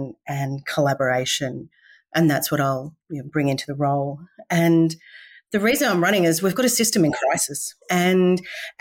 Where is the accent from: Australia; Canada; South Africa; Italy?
Australia; Victoria; moved away as an adult; now in Mackay, Australia; I originally born and bred in Victoria and so a country girl studying in the city, and now I live in the last 20 years